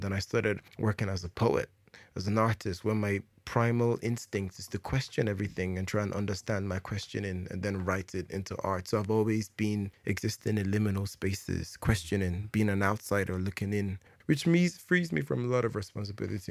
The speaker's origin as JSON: {"language": "English", "town": "Jos", "region": "Plateau", "country": "Nigeria", "tie": "born or raised there", "said": "I was born in Nigeria in 1984. Where in Nigeria? In Jos."}